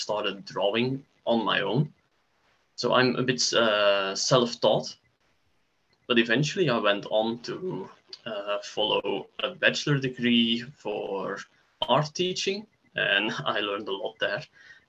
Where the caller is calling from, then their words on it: Belgium; I'm joining you from Belgium.